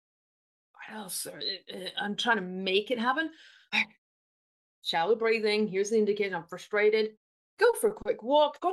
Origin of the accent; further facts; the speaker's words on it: United Kingdom; I'm British